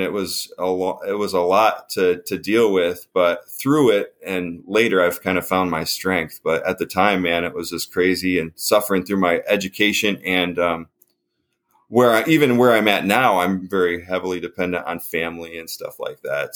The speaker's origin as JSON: {"language": "English", "town": "Canisteo", "region": "New York", "country": "United States", "tie": "born or raised there", "said": "I grew up in a little town, uh, like near a town called Rochester. This is a little suburb type, like little place, more cows than people, called Canisteo, New York"}